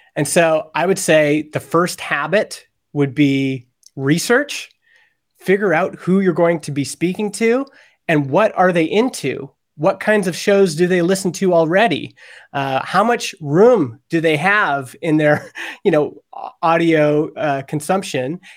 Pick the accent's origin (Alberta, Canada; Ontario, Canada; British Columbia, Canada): Alberta, Canada; I grew up in Alberta, and in Alberta, Canada, talk radio is huge.